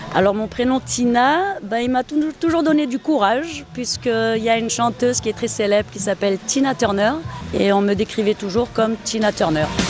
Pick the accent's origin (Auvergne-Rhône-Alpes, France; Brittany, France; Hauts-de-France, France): Auvergne-Rhône-Alpes, France; Grenoble; moved away as an adult; also born or lived in Germany; now in Martinique; je suis née en Allemagne, j'ai grandi sur Grenoble et ça fait maintenant 23 ans que je suis en Martinique.